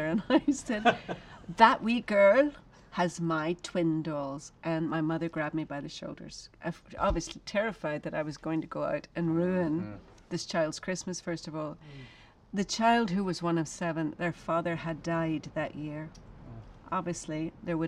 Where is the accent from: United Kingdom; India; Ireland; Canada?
Ireland; now in United States; I'm an Irish woman. I've lived in America for a long time.